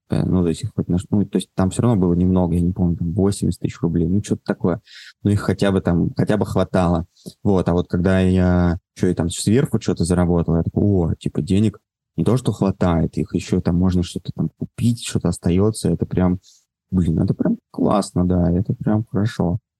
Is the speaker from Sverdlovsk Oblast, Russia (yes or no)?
no; Moscow, Russia; Давай так, я родился, вырос в Москве.